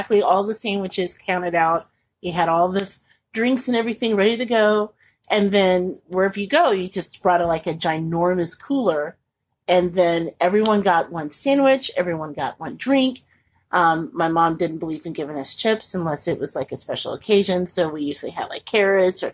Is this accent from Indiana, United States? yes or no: yes; Indianapolis, Indiana, United States; also born or lived in Chicagoland; now in Chicago, United States; my home anyway. I'm from Indianapolis